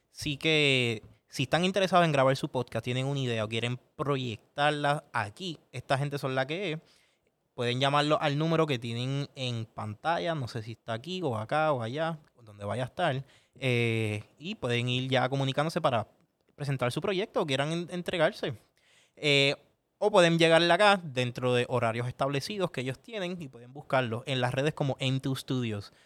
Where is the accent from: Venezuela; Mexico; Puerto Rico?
Puerto Rico